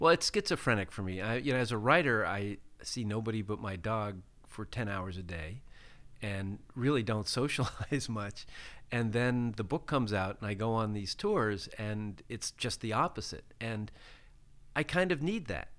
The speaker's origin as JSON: {"language": "English", "town": "Pittsburgh", "region": "Pennsylvania", "country": "United States", "tie": "born or raised there", "said": "I grew up in, uh, in Pittsburgh, Pennsylvania"}